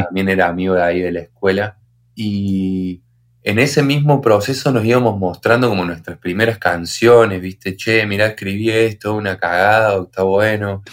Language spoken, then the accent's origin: Spanish; Río Tercero, Córdoba, Argentina; somos de Río Tercero, que es un pueblito mini